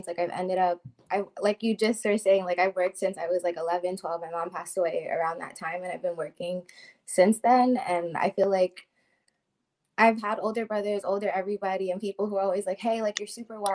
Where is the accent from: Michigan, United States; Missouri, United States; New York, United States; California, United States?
New York, United States; I'm actually from New York